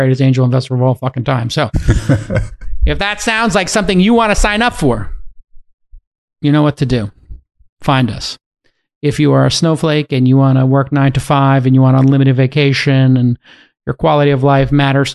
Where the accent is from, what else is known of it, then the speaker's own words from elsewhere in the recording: New York City, New York, United States; I'm from Bay Ridge